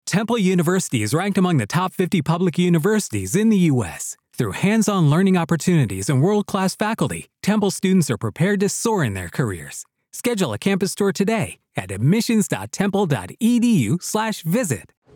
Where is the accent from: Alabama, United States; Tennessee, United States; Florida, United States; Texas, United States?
Texas, United States; as a Texan, you know, growing up dove hunting